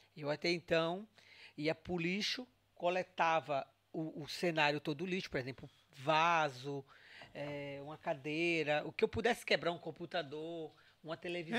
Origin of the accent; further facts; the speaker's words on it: Bahia, Brazil; now in Portugal; Sou da Bahia